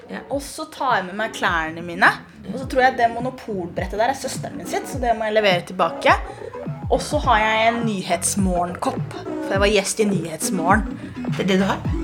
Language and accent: Norwegian; Norway; Jeg er 1,83. Eh, jeg er norsk-somalier, og jeg har følelser.